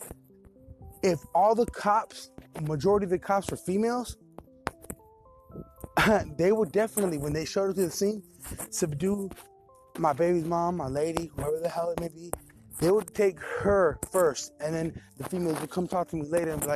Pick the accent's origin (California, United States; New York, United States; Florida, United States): California, United States; Bay Area; I'm from Cali, Bay Area